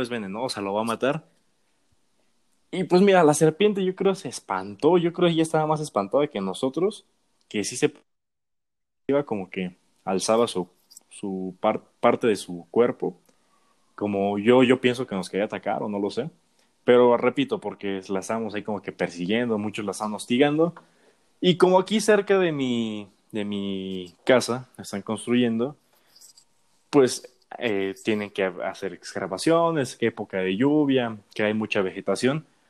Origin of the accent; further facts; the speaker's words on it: Mexico; es lindo hablar de nuestro país